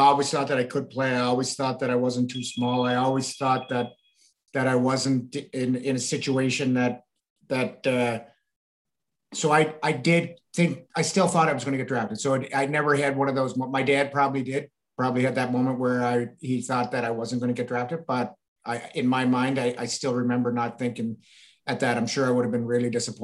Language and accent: English; the Maritimes, Canada; I was from the Maritimes